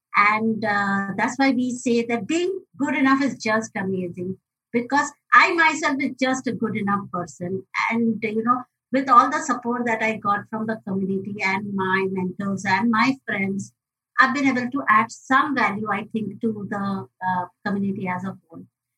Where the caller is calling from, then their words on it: Mumbai, Maharashtra, India; I'm joining in from Mumbai, India